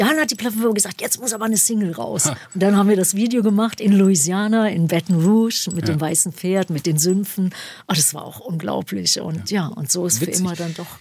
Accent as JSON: {"language": "German", "town": "Düsseldorf", "region": "North Rhine-Westphalia", "country": "Germany", "tie": "born or raised there", "also_born_or_lived": "Ruhr area / Duisburg / Dortmund / Gelsenkirchen", "moved": "as an adult", "said": "ich bin also in Düsseldorf geboren, ne, auf ja. der Dorotheenstraße"}